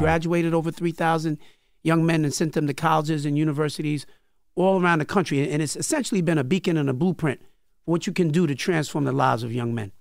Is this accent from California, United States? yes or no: no; New York City, New York, United States; also born or lived in Cambria Heights, Queens; I was born in Brooklyn in Crown Heights, lived in, uh, Brooklyn till I was about twelve years old.